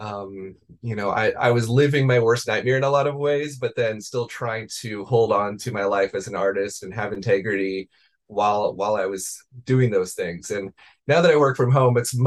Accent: Beaverton, Oregon, United States; I grew up in the suburbs of Portland in Beaverton, Oregon.

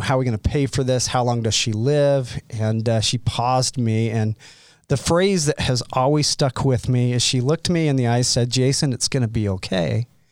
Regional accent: Utah, United States; I grew up in Utah County, so with a family of seven kids

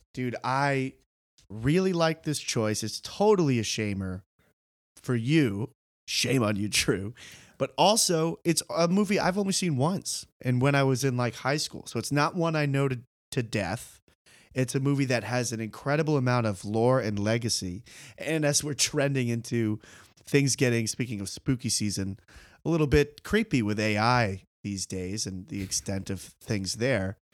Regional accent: United States; as an American viewer

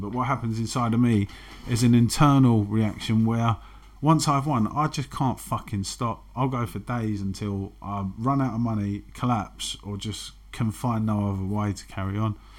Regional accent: London, United Kingdom; I grew up in Canning Town, which is a very masculine environment

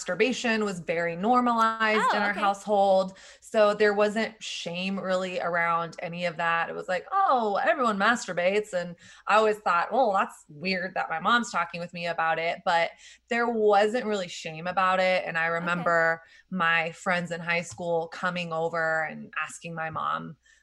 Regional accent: Dallas, Texas, United States; moved away as an adult; now in New York City, United States; So I grew up in Texas. You're right, in Dallas, Texas.

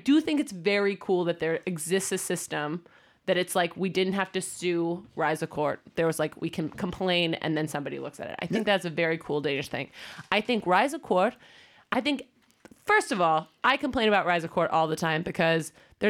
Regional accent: United States; cities that I go to frequently because I'm American and sometimes go to London.

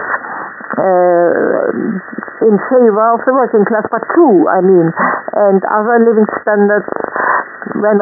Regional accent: Berlin, Germany; English is a second language; moved away as an adult; also born or lived in Oxfordshire; Both my parents are German. We are all from Berlin. That is my, even the generation before, we are really true blue Berlin people.

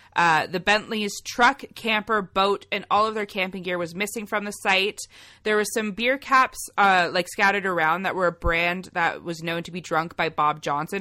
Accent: Canada; accent: Canadian; We're Canadian

